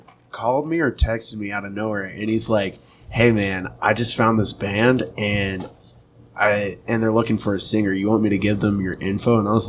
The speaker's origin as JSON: {"language": "English", "town": "Wentzville", "region": "Missouri", "country": "United States", "moved": "yes", "said": "I'm from Wentzville"}